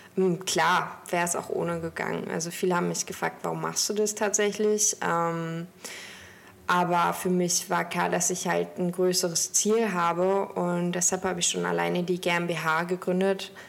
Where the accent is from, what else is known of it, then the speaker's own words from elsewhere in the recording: Stralsund, Mecklenburg-Vorpommern, Germany; now in Hamburg, Germany; Ich komme gebürtig aus Stralsund und habe dort mit 16 meine Ausbildung begonnen